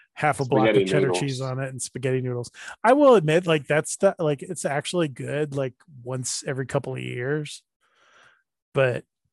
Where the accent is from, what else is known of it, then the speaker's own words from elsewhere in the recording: Athens, Georgia, United States; when I was growing up in Athens